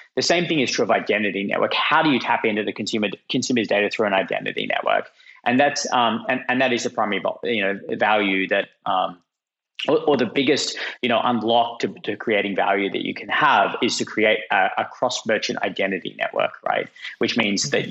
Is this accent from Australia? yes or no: yes; Australia; moved away; as you can tell from my funny accent, I'm, I'm Australian and was living in Australia at the time.